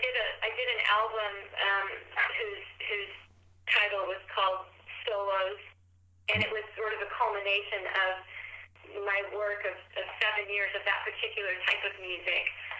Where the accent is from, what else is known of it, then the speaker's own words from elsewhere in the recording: United States; I've lived in many, many places growing up in the United States, many regions of the country